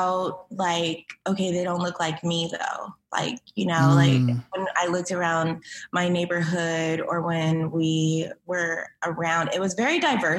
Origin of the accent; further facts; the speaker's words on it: Cerritos, California, United States; also born or lived in Inglewood, California; I was born in Inglewood, but raised in Cerritos.